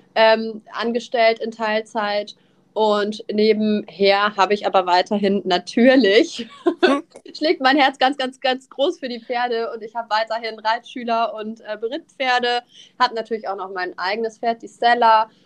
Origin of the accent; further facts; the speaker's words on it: Nuremberg, Bavaria, Germany; moved away as an adult; now in Northern Germany, Germany; ich komme aus Süddeutschland, ich komme aus Nürnberg ursprünglich